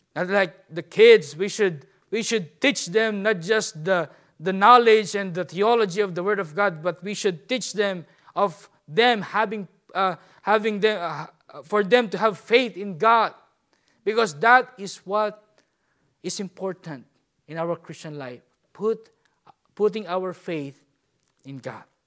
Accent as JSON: {"language": "English", "country": "Philippines", "said": "I'm a Filipino"}